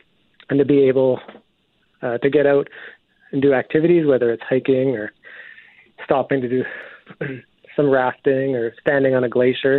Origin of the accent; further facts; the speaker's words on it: Fort McMurray, Alberta, Canada; moved away as an adult; now in Calgary, Canada; I've been in Calgary for 15 years and I grew up in Fort McMurray, so not too far away.